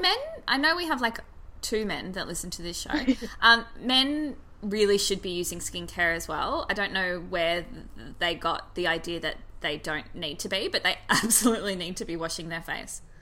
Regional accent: Australia; being Australian

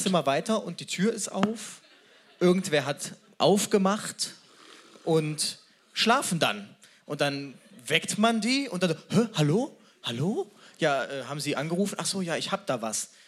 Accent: Cologne, North Rhine-Westphalia, Germany; Als Kölner

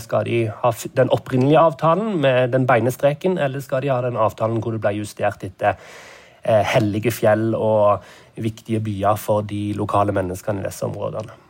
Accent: Norway; moved away as an adult; now in Nairobi, Kenya; hjemme i Norge

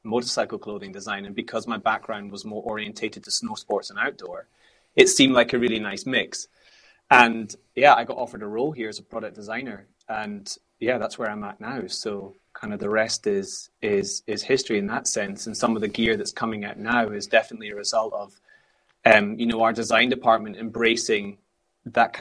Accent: Scotland, United Kingdom; growing up in Scotland

